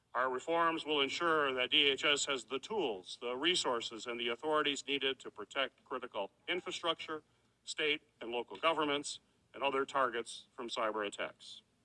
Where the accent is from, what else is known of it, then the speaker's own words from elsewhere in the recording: Michigan, United States; my home state of Michigan